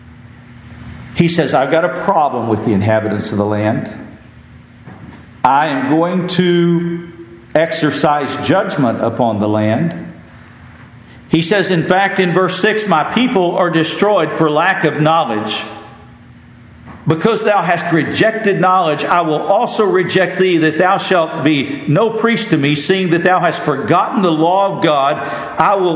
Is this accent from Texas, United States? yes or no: yes; West Texas, United States; I grew up in West Texas